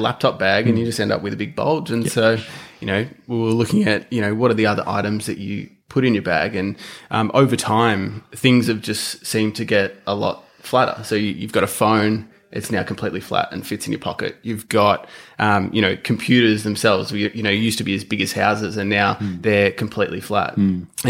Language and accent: English; Red Hill, Victoria, Australia; We grew up in Red Hill, which is just south of Melbourne